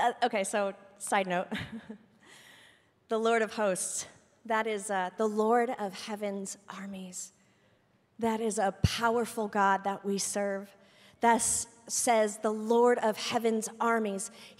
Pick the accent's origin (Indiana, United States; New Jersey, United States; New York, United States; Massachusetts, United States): Indiana, United States; also born or lived in Orlando; I'm from Indiana originally. I lived in Orlando for a couple of years. I went to 4 different high schools, whatever.